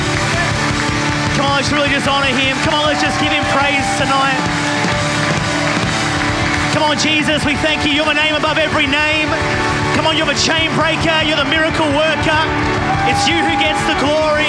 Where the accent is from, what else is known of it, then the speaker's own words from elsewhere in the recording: Adelaide, South Australia, Australia; I am from Adelaide, South Australia, really Perth's rival city